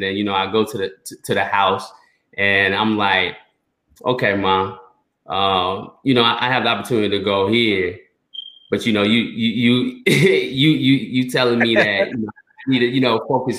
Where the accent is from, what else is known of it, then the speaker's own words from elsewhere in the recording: Durham, North Carolina, United States; I was born in Durham, North Carolina. And my roots, and you know, Roz can you know, speak upon this as well, because he has similar roots as well. My roots is coming straight from Haiti.